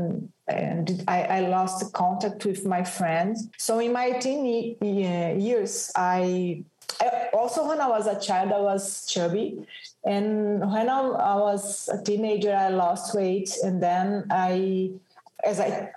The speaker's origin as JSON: {"language": "English", "region": "São Paulo", "country": "Brazil", "tie": "born or raised there", "said": "I was born and raised in São Paulo, south of Brazil, a big city like New York."}